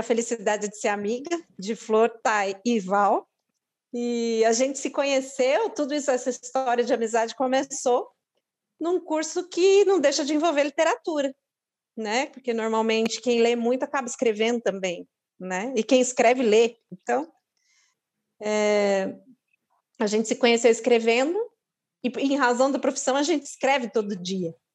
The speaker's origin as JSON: {"language": "Portuguese", "region": "São Paulo", "country": "Brazil", "tie": "born or raised there", "said": "eu sou de São Paulo, minha família é de lá"}